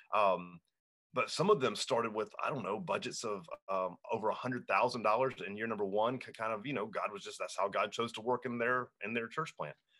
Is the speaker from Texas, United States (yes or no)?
no; Hanahan, South Carolina, United States; my hometown, Hanahan, South Carolina